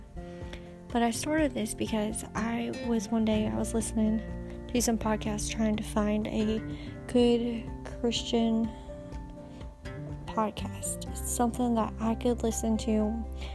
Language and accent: English; Georgia, United States; moved away as an adult; now in North Carolina, United States; We are currently living in North Carolina, but I am from Georgia